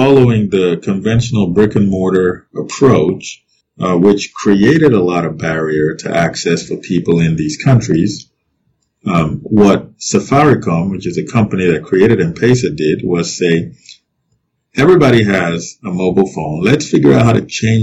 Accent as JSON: {"language": "English", "country": "Nigeria", "tie": "born or raised there", "said": "I grew up in Nigeria, and I grew up eating noodles"}